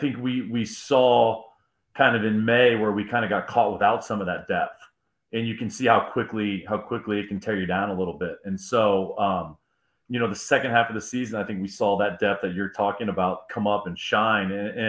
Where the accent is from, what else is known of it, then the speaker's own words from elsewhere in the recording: Illinois, United States; also born or lived in Ohio; So I spent some time growing up in Illinois and Ohio. I understand those winters.